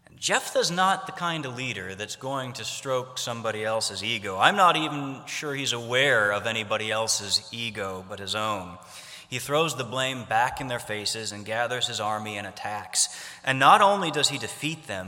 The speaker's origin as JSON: {"language": "English", "region": "Ohio", "country": "United States", "tie": "born or raised there", "said": "I grew up in Ohio"}